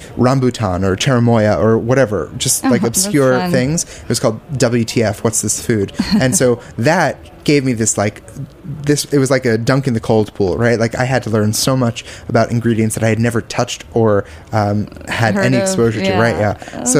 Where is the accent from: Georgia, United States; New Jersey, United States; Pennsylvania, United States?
New Jersey, United States; Bergen County; also born or lived in Philadelphia / Austin; now in New York City, United States; I grew up right outside of New York City, in New Jersey, right over the bridge